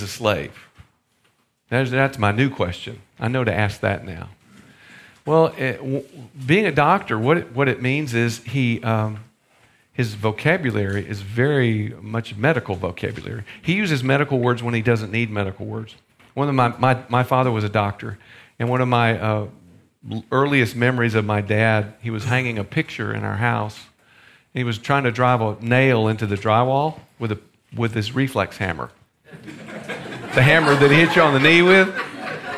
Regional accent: the South, United States; I'm from the South.

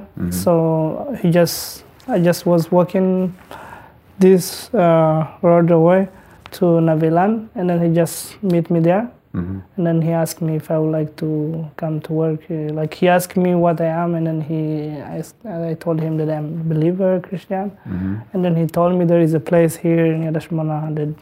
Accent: Eritrea; English is a second language; moved away as an adult; I grew up originally in Eritrea

